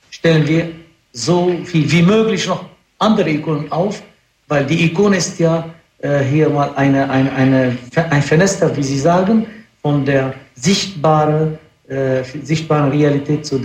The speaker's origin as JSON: {"language": "German", "country": "Lebanon", "said": "Ich bin doch äh, Araber, Christen. Ich komme aus dem Libanon selbst."}